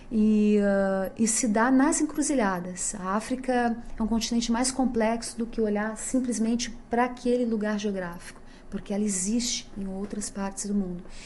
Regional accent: Brazil; sendo brasileira como todos eles

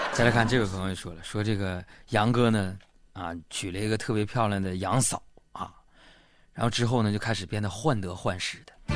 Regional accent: Northeast China, China; accent: Northeastern dialect; 我们东北方言

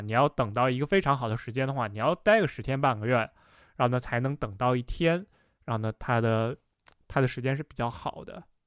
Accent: the Northwest, Northwest China, China; 我本身也是在西北长大的

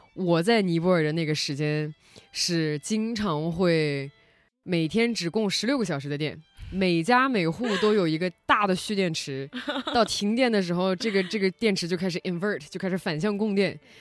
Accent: China; also born or lived in Nepal; 我们是来自中国

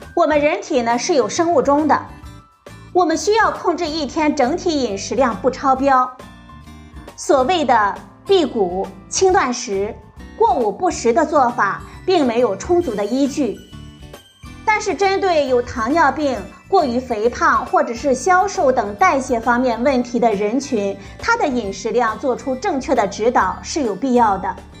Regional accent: China; 我们中国人

